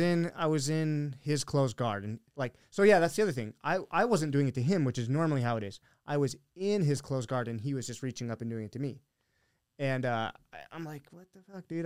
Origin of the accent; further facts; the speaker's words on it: Billings, Montana, United States; also born or lived in Helena, Montana; now in Arizona, United States; I grew up in Billings, which is like the, the biggest city there